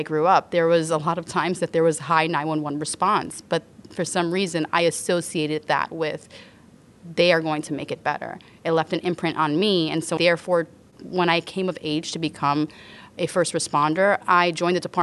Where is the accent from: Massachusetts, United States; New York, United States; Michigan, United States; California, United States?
New York, United States; New York City; I grew up in the South Bronx